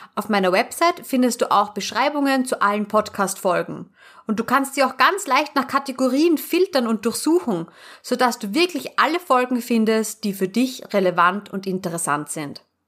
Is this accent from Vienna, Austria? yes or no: yes; Vienna, Austria; wir bei uns in Wien